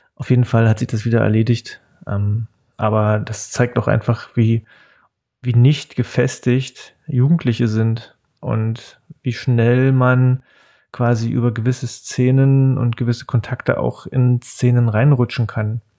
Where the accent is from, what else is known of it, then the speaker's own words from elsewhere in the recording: Cottbus, Brandenburg, Germany; also born or lived in Spremberg; Ich bin 1979 in Spremberg geboren. Spremberg ist eine kleine Stadt zwischen Cottbus und Hoyerswerda im Süden von Brandenburg, äh, mitten im Tagebaugebiet. Mm, ich bin dann mit meinen Eltern 1980 ähm, nach Cottbus gezogen